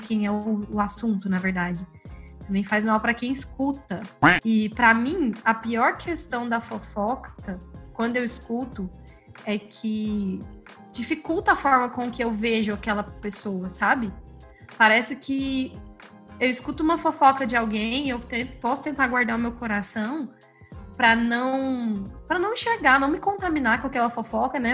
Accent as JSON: {"language": "Portuguese", "town": "Goiânia", "region": "Goiás", "country": "Brazil", "said": "eu sou de Goiânia e minha família, por parte de pai, é do interior"}